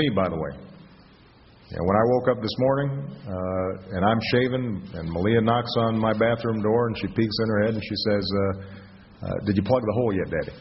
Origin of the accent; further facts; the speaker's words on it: Hawaii, United States; moved away; I grew up in Hawaii, where the ocean is sacred.